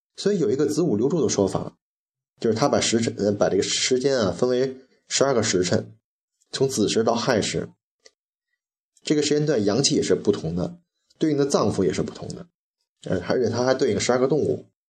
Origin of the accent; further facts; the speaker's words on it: China; 喝开水也是我们中国人的传统